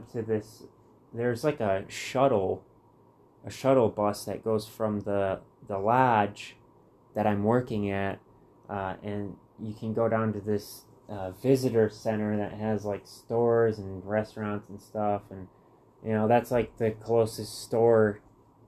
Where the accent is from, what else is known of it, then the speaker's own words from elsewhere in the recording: Muskegon, Michigan, United States; moved away as an adult; growing up in Michigan my whole life